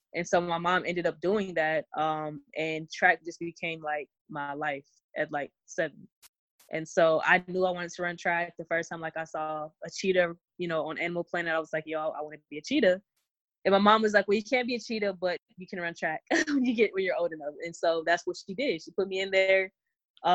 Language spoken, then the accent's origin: English; Houston, Texas, United States; I love Texas, period. I think if you're born in Texas, it just kind of sticks with you forever.